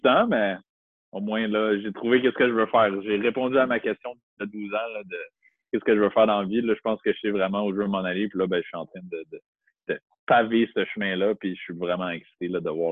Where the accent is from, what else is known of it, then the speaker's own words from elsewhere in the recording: Montreal, Quebec, Canada; moved away as an adult; also born or lived in North Shore (Rive-Nord), Quebec; now in Rive-Nord, Canada; Je viens de Montréal. Je suis né à Montréal. J'ai vécu 23 ans à Montréal.